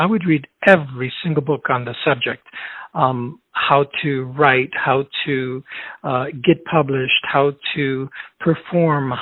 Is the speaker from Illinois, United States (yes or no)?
yes; Chicago, Illinois, United States; born or raised there; also born or lived in Chile